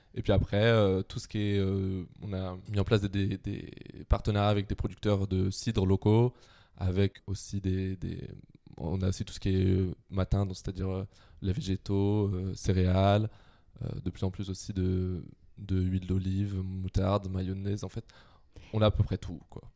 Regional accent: Quimper, Brittany, France; moved away as an adult; je viens de Quimper, donc en Bretagne

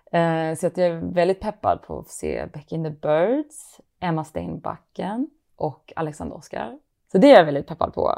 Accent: Malmö, Skåne, Sweden; now in Stockholm, Sweden; jag är från Malmö, men jag bor i Stockholm

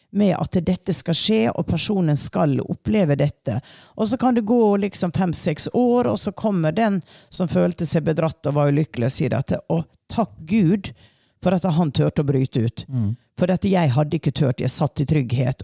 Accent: Hareid, Møre og Romsdal, Norway; Jeg er fra Hareid.

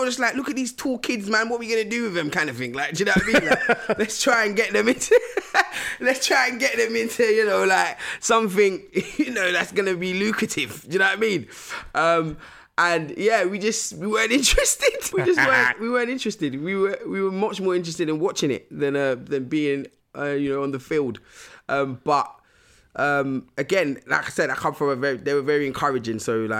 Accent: Nigeria; like they really wanted us to learn about like our motherland, like, you know, so I'm from Nigeria.

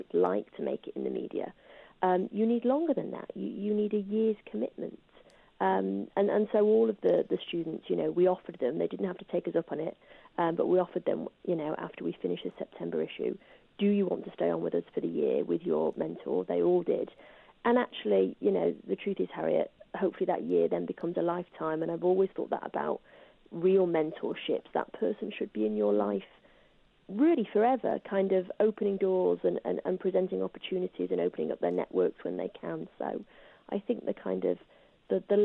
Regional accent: Salford, North West England, United Kingdom; I grew up in Salford

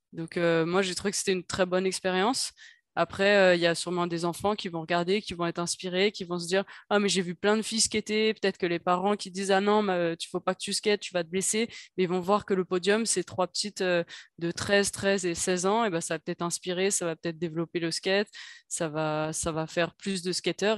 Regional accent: Paris, Île-de-France, France; en tant que parisienne

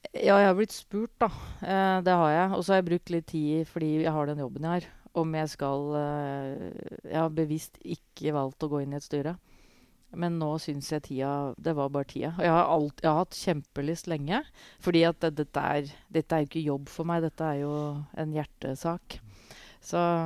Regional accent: Hamar, Innlandet, Norway; jeg vokste opp på tribuna på Briskeby

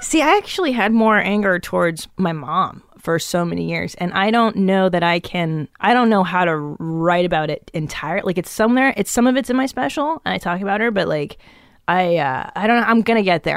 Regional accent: Los Angeles, California, United States; also born or lived in Encino / Tarzana / Woodland Hills / West Hills; I grew up in the San Fernando Valley

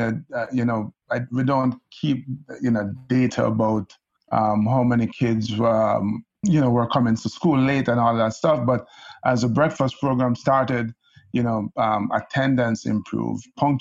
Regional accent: Kingston, Jamaica; now in New York, United States; I grew up in Kingston, Jamaica

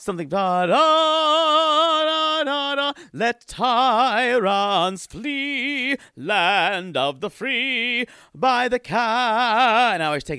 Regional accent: Grand Rapids, Michigan, United States; I'm from Grand Rapids, Michigan, and I have a 27-year-old fiancé from Ladyville, Belize.

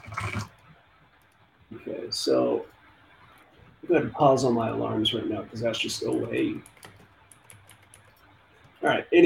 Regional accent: Southern California, United States; I grew up in Southern California

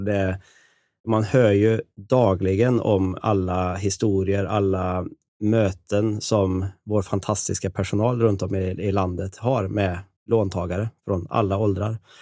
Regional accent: Karlstad, Värmland, Sweden; Jag kommer från Karlstad i Värmland. Jag har levt och bott där hela mitt liv

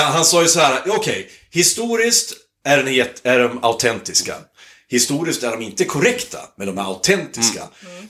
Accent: Hälsingland, Gävleborg County, Sweden; moved away; jag är uppvuxen i Hälsingland

